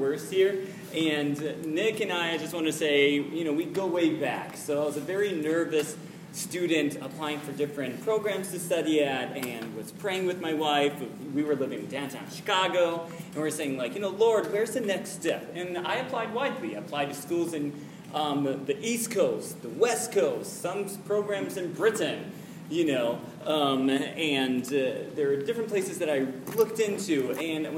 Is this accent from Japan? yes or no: yes; Japan; moved away; I was born and raised in Japan.